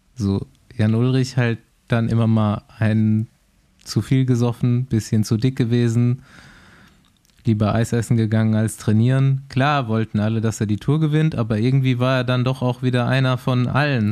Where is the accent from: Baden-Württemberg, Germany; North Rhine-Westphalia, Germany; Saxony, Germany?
North Rhine-Westphalia, Germany; Düsseldorf; als Düsseldorfer